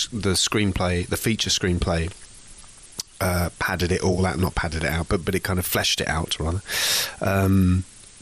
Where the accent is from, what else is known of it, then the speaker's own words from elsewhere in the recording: England, United Kingdom; as an English person